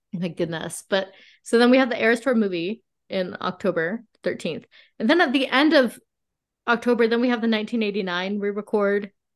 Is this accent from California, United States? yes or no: yes; La Quinta, California, United States; I'm from La Quinta, California